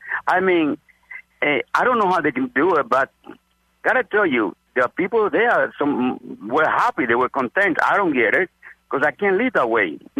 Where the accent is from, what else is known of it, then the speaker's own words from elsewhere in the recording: Cuba; now in United States; You know, I'm from Cuba.